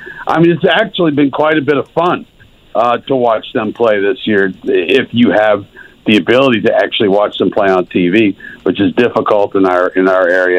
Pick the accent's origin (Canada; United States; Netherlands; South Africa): United States; New York; moved away; I went to IU. Guys, I grew up in New York.